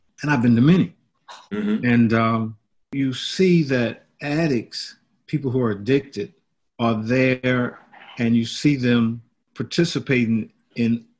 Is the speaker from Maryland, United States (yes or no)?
no; Griffin, Georgia, United States; moved away as an adult; now in Washington, D.C., United States; I was born in Griffin, Georgia in 1948. I moved to the District of Columbia in 1966, and I've been here since